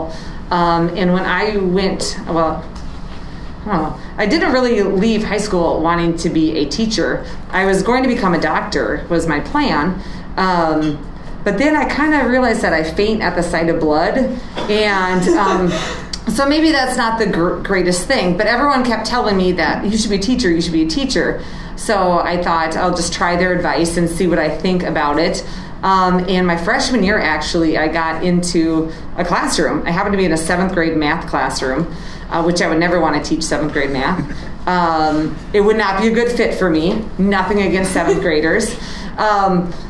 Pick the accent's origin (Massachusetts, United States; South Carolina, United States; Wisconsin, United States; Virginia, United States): Wisconsin, United States; moved away as an adult; also born or lived in Nebraska / the mountains; now in Chatfield, Minnesota, United States; I grew up in Wisconsin, which was 9 hours away from where my grandparents lived